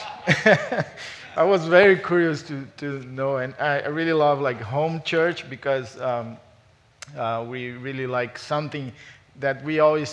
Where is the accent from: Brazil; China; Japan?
Brazil; moved away as an adult; also born or lived in Los Angeles, United States; now in United States; I'm from Brazil.